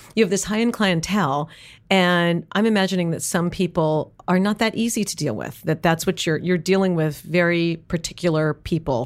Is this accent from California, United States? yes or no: no; New York City, New York, United States; I grew up in New York City